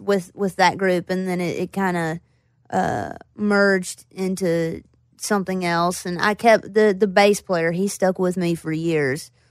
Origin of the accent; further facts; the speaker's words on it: Floyd, Virginia, United States; also born or lived in Roanoke, Virginia / Bristol, Virginia; I grew up in Floyd, and then I, I moved to Roanoke